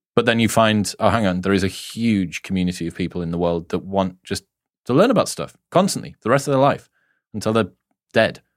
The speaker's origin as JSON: {"language": "English", "country": "United Kingdom", "said": "being a Brit"}